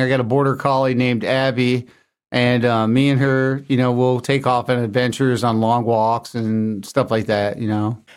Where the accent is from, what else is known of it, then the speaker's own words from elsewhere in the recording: Lebanon, Tennessee, United States; moved away; also born or lived in Grosse Pointe, Michigan; I grew up in Tennessee in a town called Lebanon.